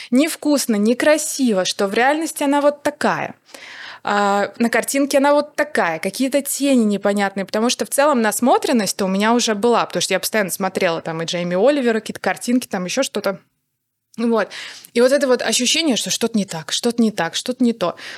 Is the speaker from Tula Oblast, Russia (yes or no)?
no; Saratov, Saratov Oblast, Russia; Я отучилась на факультете журналистики в Саратове, в моём родном городе